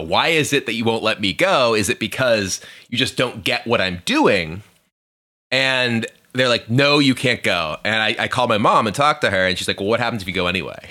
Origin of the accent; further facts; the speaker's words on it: Hampstead, New Hampshire, United States; I grew up in a small town called Hampstead, New Hampshire.